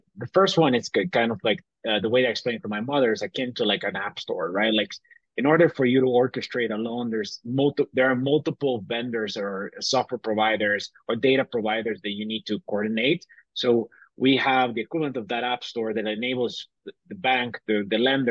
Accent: Bolivia; moved away as an adult; also born or lived in Tennessee; I grew up in Bolivia. I was born in Tennessee, but I was raised my entire life in Bolivia.

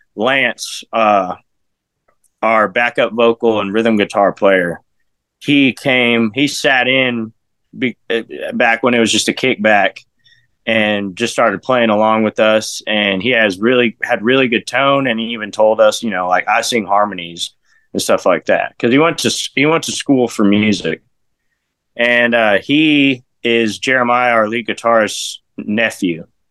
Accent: Odessa, Texas, United States; also born or lived in Harlingen, Texas / Orange County, California; I moved to Odessa, West Texas, where I'm I claim to be from. I've lived there for like 22 years

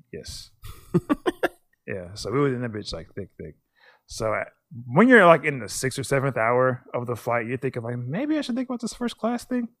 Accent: United States; I'm American

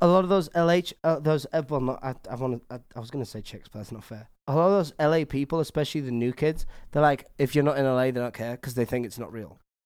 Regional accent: England, United Kingdom; I'm English

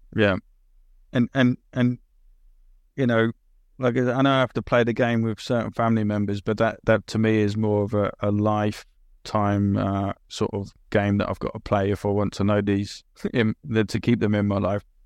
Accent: England, United Kingdom; also born or lived in Italy / Australia / New Zealand / Finland; I'm British as well

